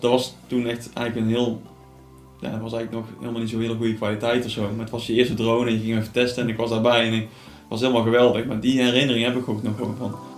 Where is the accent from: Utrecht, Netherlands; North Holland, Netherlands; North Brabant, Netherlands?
North Brabant, Netherlands; Tilburg; also born or lived in Sliedrecht; ik kom zelf uit Tilburg